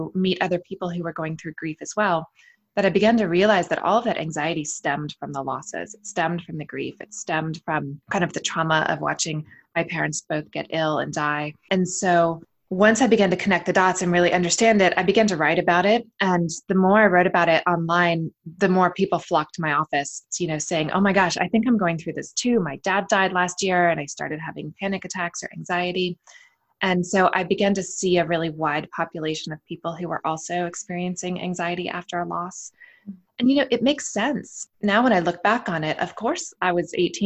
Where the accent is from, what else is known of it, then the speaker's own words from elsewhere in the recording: United States; I am American, raised here in the States